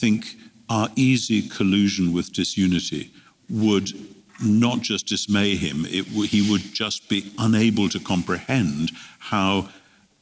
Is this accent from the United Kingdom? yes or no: yes; United Kingdom; as a Brit coming to America quite frequently